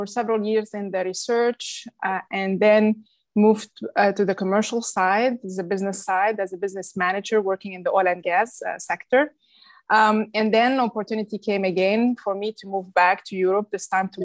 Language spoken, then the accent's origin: English; Beirut, Beirut Governorate, Lebanon; moved away as an adult; also born or lived in Paris, France; now in United States; I was born and raised in Lebanon, Beirut, Lebanon